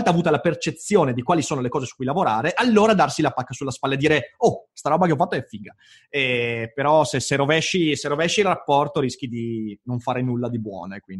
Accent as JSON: {"language": "Italian", "town": "Livorno", "region": "Tuscany", "country": "Italy", "said": "trattenendo in quanto livornese."}